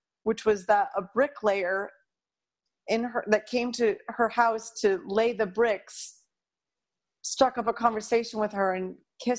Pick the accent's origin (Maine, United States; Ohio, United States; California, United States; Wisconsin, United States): Maine, United States; where I grew up in Maine